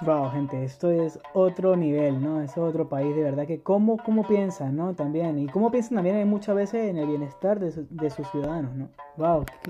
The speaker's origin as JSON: {"language": "Spanish", "town": "San Cristóbal", "region": "Táchira", "country": "Venezuela", "moved": "as an adult", "lives_now": "Germany", "said": "soy de San Cristóbal, Venezuela. Tengo aquí viviendo en Alemania desde enero de 2015"}